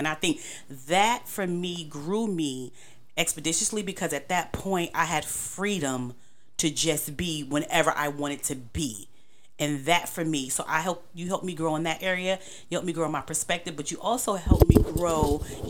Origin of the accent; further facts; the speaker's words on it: New York, United States; now in Charlotte, United States; because I came from New York, everything is about protection and survival. So to come to Charlotte and all this space